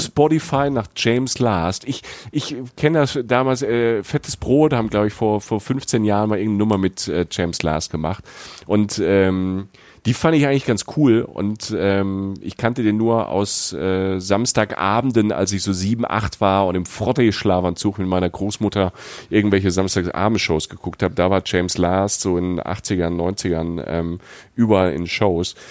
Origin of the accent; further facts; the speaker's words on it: Southern Germany, Germany; now in Cologne, Germany; ich als Süddeutscher